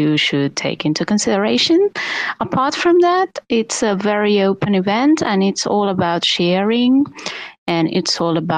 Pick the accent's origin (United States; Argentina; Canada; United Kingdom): Argentina; We are mainly from Argentina.